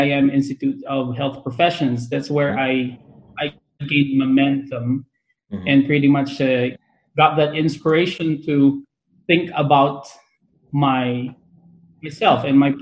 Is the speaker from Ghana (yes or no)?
no; Lingayen, Pangasinan, Philippines; moved away as an adult; now in California, United States; I am a true-blooded Provinciano from Lingen, Pangasinan. So I was born in Lingen, Pangasinan in the Philippines.